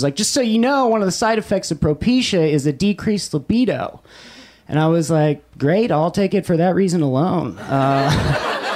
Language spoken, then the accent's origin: English; Los Angeles, California, United States; I grew up in Silver Lake